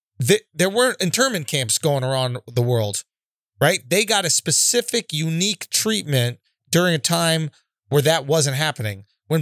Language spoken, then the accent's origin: English; Scotland, United Kingdom; Because then as a Scottish person, do I go back to England and do some English people go back to whoever enslaved them